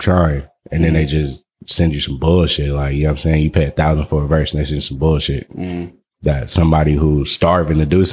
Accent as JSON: {"language": "English", "town": "Oakland", "region": "California", "country": "United States", "tie": "born or raised there", "said": "I come from the U block. You know what I'm saying? 43rd, Telegraph"}